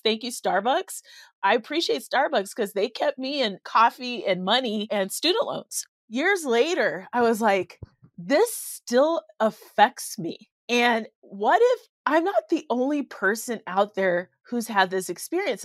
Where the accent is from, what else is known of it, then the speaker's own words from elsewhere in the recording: Colorado, United States; I'm from Colorado